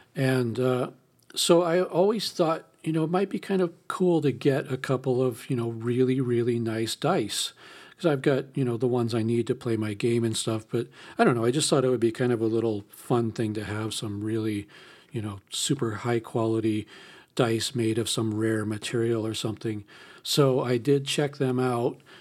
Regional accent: California, United States; I'm from California

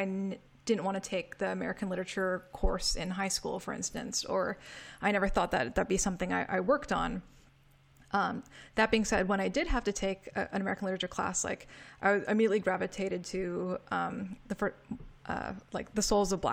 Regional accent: Canada; moved away; growing up. Because in Canada, where I was

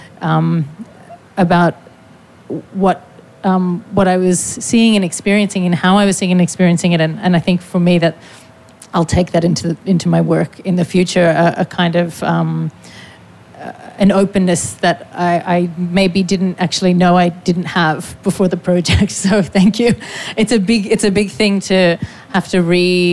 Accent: Australia; as an Australian artist

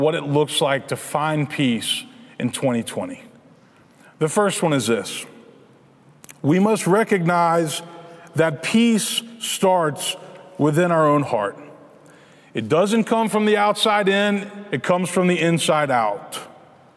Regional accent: Memphis, Tennessee, United States; Memphis, which is my hometown

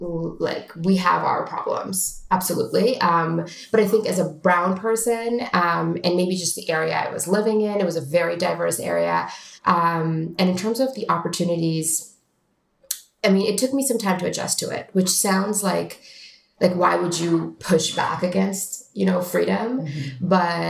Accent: Toronto, Ontario, Canada; now in United States; I mean, I loved growing up in Toronto.

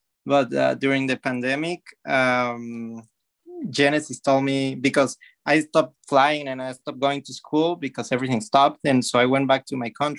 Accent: Mexico; moved away as an adult; also born or lived in Florida; now in United States; I come from Mexico. I did high school there. I lived there for most of my life.

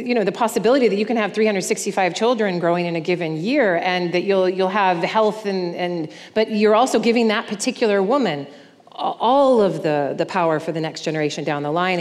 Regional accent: United States; as an American

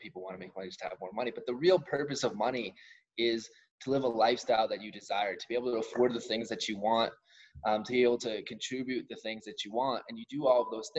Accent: suburbs north of New York City, United States; Like the suburbs, a little bit north of New York. Some people like to call us upstate, even though I could walk to the city

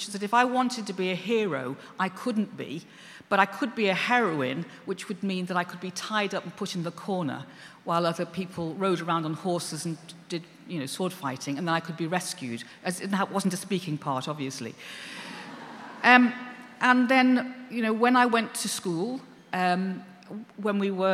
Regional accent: Liverpool, North West England, United Kingdom; I come from Liverpool

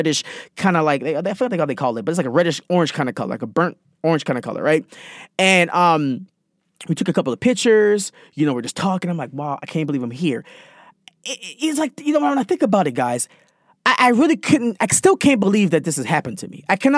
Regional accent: Jamaica; I'm Jamaican.

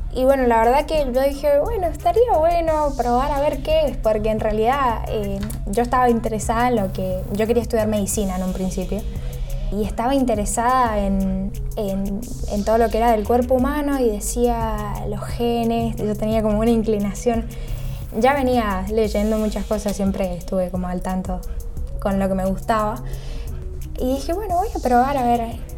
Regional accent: San Rafael, Mendoza, Argentina; moved away as an adult; now in Buenos Aires, Argentina; Soy de San Rafael, Mendoza

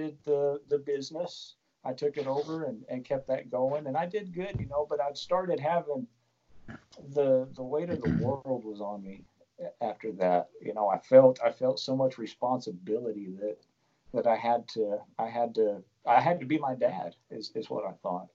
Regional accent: Perryton, Texas, United States; also born or lived in Amarillo, Texas; my wife and I, in 2007, we moved back to Perryton from Amarillo, Texas.

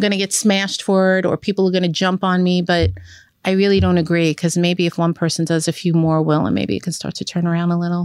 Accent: New York City, New York, United States; growing up in Brooklyn, Benton, Hartford

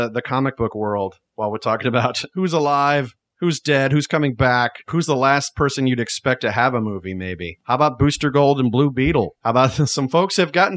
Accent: Louisiana, United States; moved away; He's a Cajun, and that's what I am. I'm originally from Louisiana

